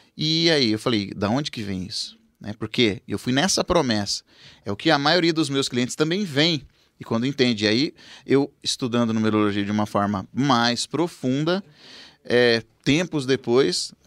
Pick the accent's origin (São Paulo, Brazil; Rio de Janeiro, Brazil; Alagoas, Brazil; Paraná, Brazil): São Paulo, Brazil; Rancharia; moved away as an adult; now in Presidente Prudente, Brazil; a Carol foi morar comigo lá na minha cidade em Rancharia